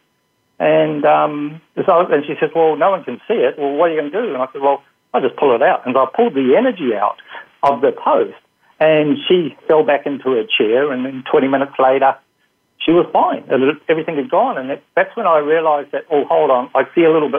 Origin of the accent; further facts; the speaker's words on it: New Zealand; moved away; originally I'm from New Zealand